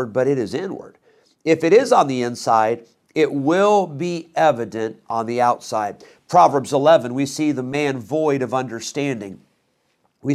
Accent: Rockford, Illinois, United States; also born or lived in Geneseo, Illinois; I grew up in Rockford

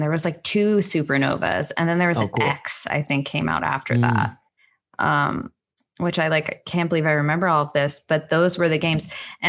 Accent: Connecticut, United States; moved away; also born or lived in New York / Long Island; I was in Connecticut going to Manhattan, but I'm originally from New York. Born there, lived in Long Island for a little, and then went to high school in Connecticut and moved to Connecticut.

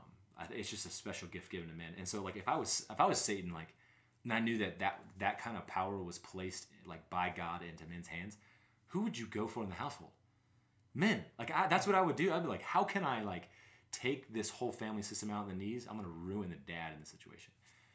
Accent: Southern United States, United States; now in Wyoming, United States; which I'm from the South and I'm like, I live in Wyoming.

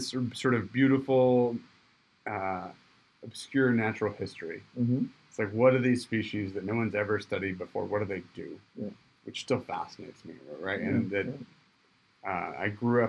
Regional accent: Michigan, United States; moved away; I grew up in Michigan, went to the tropics

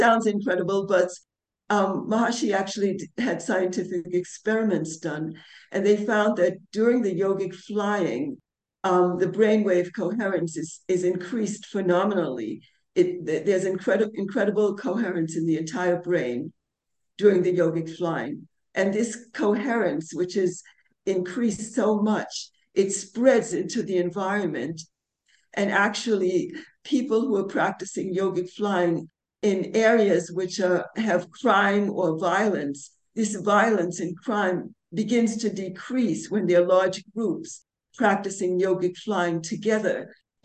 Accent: New York, United States; also born or lived in London; now in India; I'm originally from New York

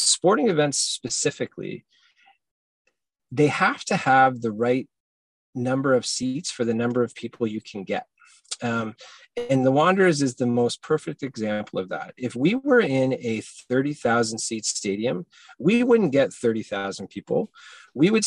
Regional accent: Hamilton, Ontario, Canada; now in Halifax, Canada; I grew up in Hamilton as a Ticats fan

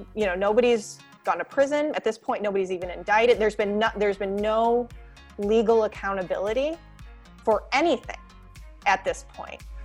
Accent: St. Joseph, Michigan, United States; I did grow up in Michigan, though, way on the other side of the state, a little town called Saint Joseph

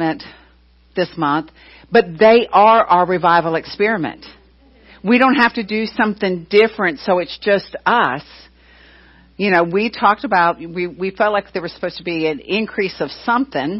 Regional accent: Florida, United States; I was from Florida

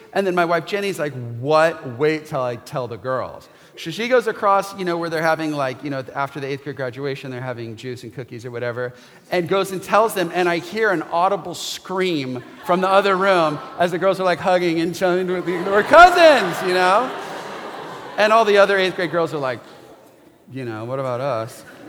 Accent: West Coast, United States; I grew up on the West Coast and I have three cousins. And I know all of them.

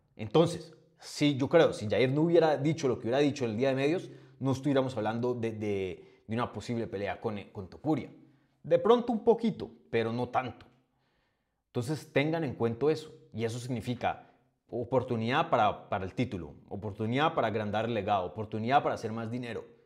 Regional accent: Colombia; como buen colombiano

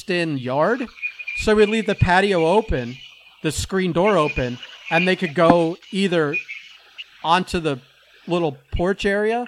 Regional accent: South Florida, United States; you and I grew up in South Florida

